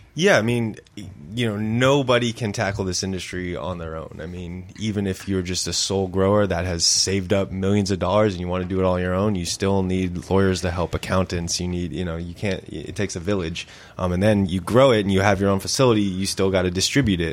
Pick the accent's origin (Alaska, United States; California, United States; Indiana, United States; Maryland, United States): California, United States; Santa Clarita; I grew up in Santa Clarita